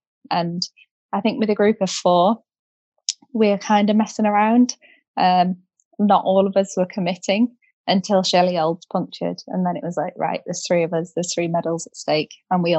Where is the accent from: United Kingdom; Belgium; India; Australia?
United Kingdom; I think it was just a phenomenal experience as a British rider with British crowds, British weather.